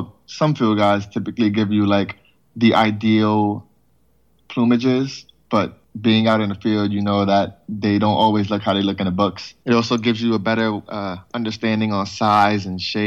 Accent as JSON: {"language": "English", "town": "New York City", "region": "New York", "country": "United States", "tie": "born or raised there", "said": "Born and raised in the Bronx, still in the Bronx"}